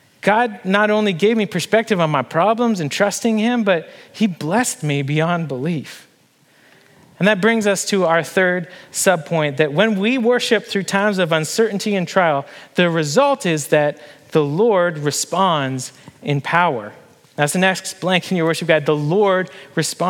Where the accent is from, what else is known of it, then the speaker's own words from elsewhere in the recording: Canada; moved away as an adult; now in Harrisonburg, United States; my home country and my family and my friends